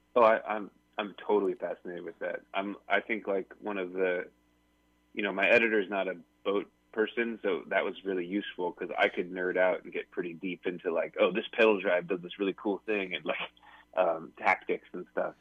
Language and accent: English; Pacific Northwest, United States; I grew up sailing in the Pacific Northwest